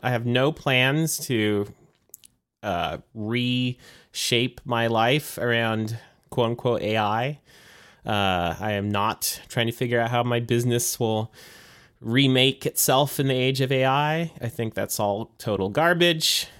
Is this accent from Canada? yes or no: no; United States; born and raised here in the United States